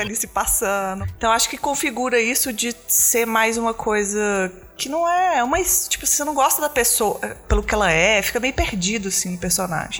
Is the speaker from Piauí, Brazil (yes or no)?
no; Belo Horizonte, Minas Gerais, Brazil; eu também não sou de São Paulo, não, sou de Belo Horizonte